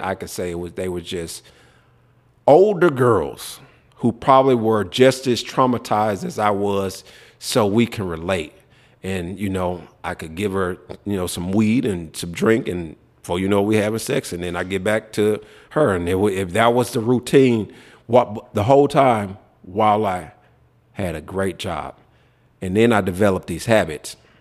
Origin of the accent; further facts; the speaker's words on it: Memphis, Tennessee, United States; growing up in Memphis